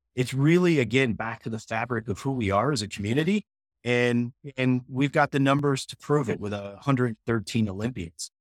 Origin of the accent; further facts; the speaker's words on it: Holyoke, Massachusetts, United States; moved away as an adult; now in Colorado, United States; Holyoke, Massachusetts. I grew up ski racing on the East Coast